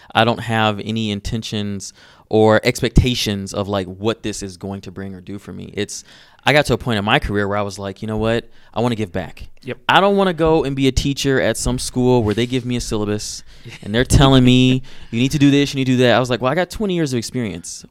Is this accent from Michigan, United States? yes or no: yes; Detroit, Michigan, United States; i'm from detroit and growing up in Detroit